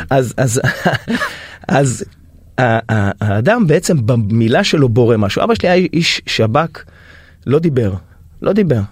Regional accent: Haifa, Haifa District, Israel; אני מחיפה

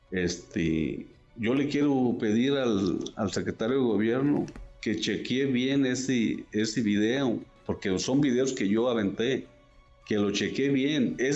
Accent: La Ruana, Michoacán, Mexico; ahí lo que es mi pueblo, La Ruana, y parece que todo el municipio de Buenavista, ahí ya están cortando bien

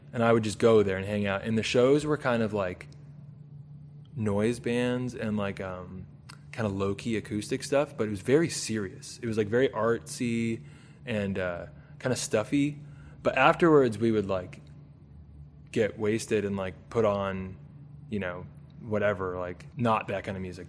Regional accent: Southern California, United States; Southern California. Right. Like the suburbs of Southern California.

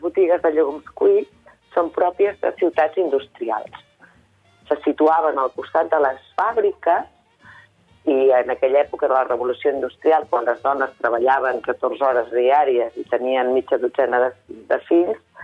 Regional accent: Vallès Oriental, Catalonia, Spain; jo soc del Vallès Oriental

